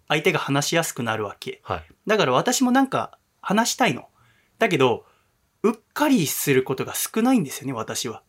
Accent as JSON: {"language": "Japanese", "town": "Yokohama", "region": "Kanagawa", "country": "Japan", "tie": "born or raised there", "said": "私は神奈川の横浜出身"}